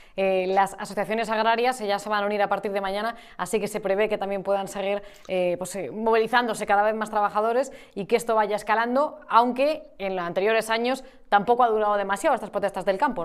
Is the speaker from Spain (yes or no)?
yes; Madrid, Community of Madrid, Spain; yo personalmente también me siento más española que madrileña